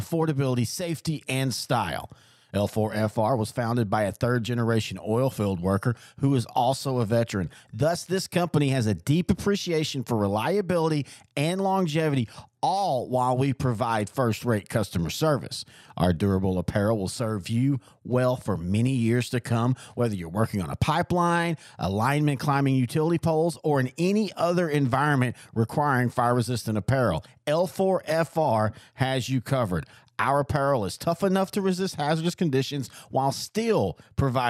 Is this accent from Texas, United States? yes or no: yes; East Texas, United States; growing up in East Texas, that was a thing you kind of did on Sunday